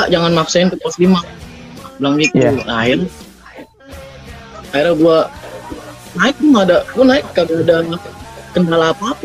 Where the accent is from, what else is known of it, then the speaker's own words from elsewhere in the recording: Jakarta, Indonesia; nah pas di base camp akhirnya gue bilang saya dari Jakarta pak udah jauh-jauh masa saya nggak naik sampai sini